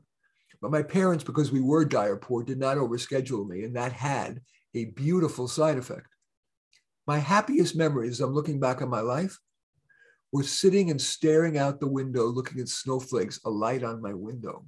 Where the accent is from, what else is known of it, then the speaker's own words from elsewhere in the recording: New York City, New York, United States; also born or lived in Bronx, New York / Berkeley, California; I went to a school in Flushing, Queens, once we moved from the Bronx